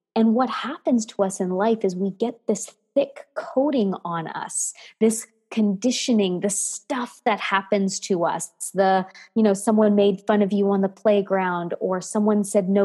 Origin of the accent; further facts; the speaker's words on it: Canada; also born or lived in United States; And so my love is French and I'm a Canadian American lady.